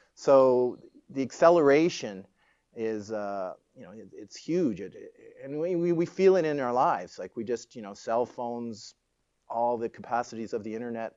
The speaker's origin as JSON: {"language": "English", "town": "Toronto", "region": "Ontario", "country": "Canada", "tie": "born or raised there", "said": "I grew up in Toronto."}